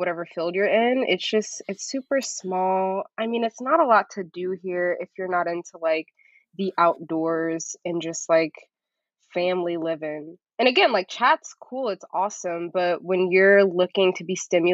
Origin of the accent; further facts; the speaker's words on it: Chattanooga, Tennessee, United States; also born or lived in Atlanta; I grew up in Chattanooga, Tennessee